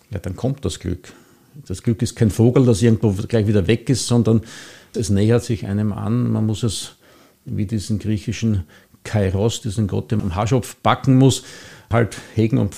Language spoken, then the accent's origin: German; Mauer, Vienna, Austria; Ich bin hier in Mauer aufgewachsen. Ich bin hier Ministrant gewesen in der Kirche.